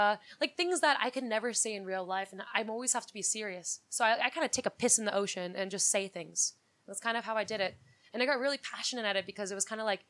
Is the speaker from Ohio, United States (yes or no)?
no; New York City, New York, United States; I grew up in New York City. I lived in the city.